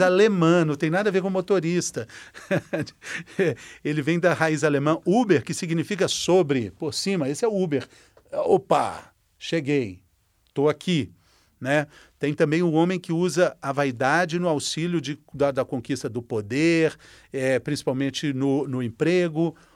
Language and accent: Portuguese; Minas Gerais, Brazil; eu sou mineiro mineiro